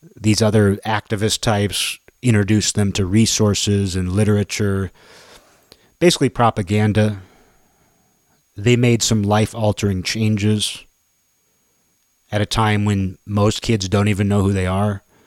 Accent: United States; me being four generations in, just knowing myself as an American

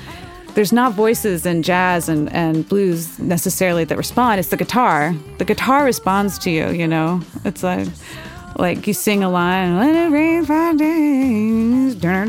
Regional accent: St. Louis, Missouri, United States; I am primarily a vocalist, and I play guitar. I grew up in St. Louis, Missouri.

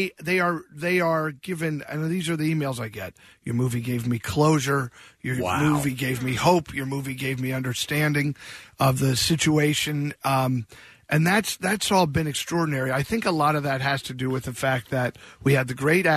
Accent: Bethlehem, Pennsylvania, United States; moved away; I'm just north of here, Bethlehem, Pennsylvania. We went there and shot the movie in my hometown.

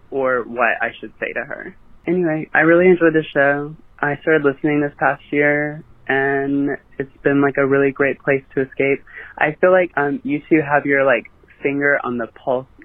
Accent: Mississippi, United States; and I'm from Mississippi, which is, uh, i I might be the only listener from Mississippi, to be honest.

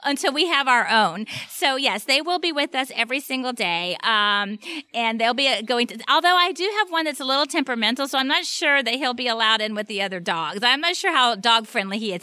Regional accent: Miami, Florida, United States; moved away; I grew up in Miami, uh, with a single mom

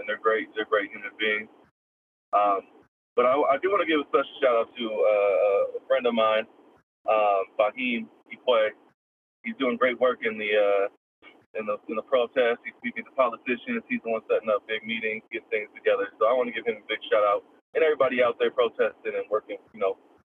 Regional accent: Portland, Oregon, United States; I grew up born and raised in Portland. Been here my whole life

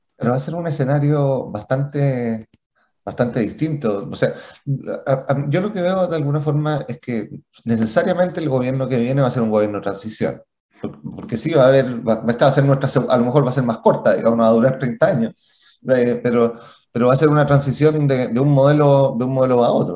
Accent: Chile; como chilenos

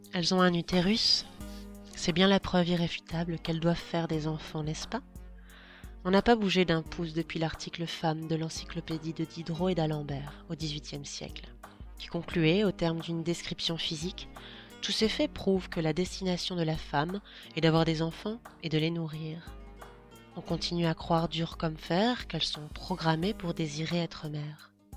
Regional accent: Belgium; Je suis belge

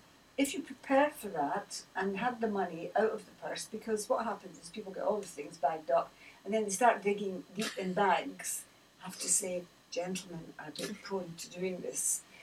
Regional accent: Scotland, United Kingdom; Well, you mean one rather than we, because being Scottish

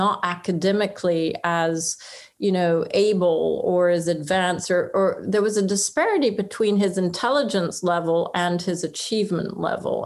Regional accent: France; moved away; also born or lived in Oxford; I was brought up in France

